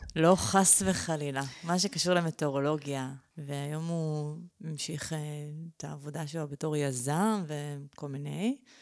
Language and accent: Hebrew; Israel; אני נולדתי בארץ